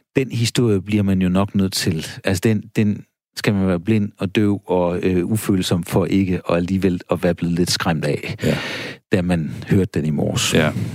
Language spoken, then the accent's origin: Danish; Denmark